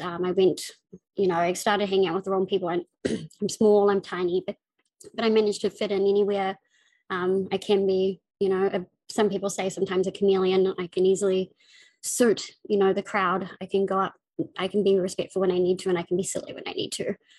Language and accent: English; Auckland, New Zealand; I'm from New Zealand. Um, I was born in Auckland, uh, the biggest city. Um, I grew up in West Auckland